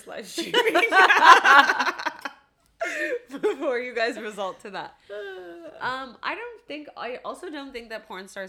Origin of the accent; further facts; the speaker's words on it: London, Ontario, Canada; there was this one in London from, like, my hometown